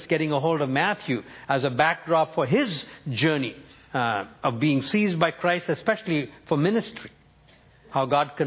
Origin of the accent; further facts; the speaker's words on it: New Delhi, Delhi, India; first language Tamil; English is a second language; New Delhi, India, my hometown